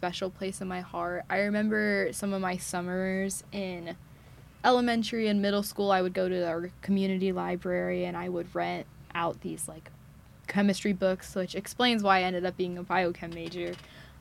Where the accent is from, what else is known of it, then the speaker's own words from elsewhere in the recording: Katy, Texas, United States; moved away; I'm from Katy, Texas, which is about an eight-hour drive. So around the Houston area